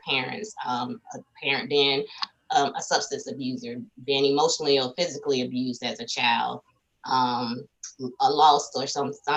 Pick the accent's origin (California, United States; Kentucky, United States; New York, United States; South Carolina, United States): South Carolina, United States; I'm from South Carolina